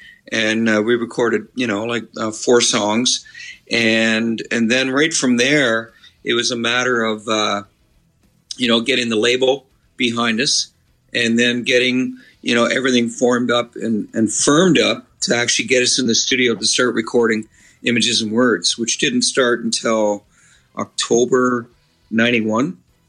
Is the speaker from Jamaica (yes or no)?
no; Midland, Ontario, Canada; I grew up in Midland